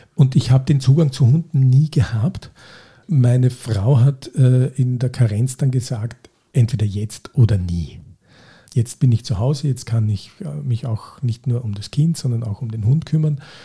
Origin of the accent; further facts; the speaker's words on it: St. Veit an der Glan, Carinthia, Austria; ich komme aus Kärnten, aus St. Veit an der Glan